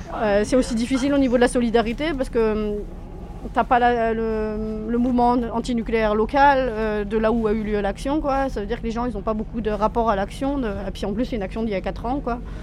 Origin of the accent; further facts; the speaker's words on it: Orléans, Centre-Val de Loire, France; moved away as an adult; also born or lived in Chambéry; now in Germany; j'ai grandi à Orléans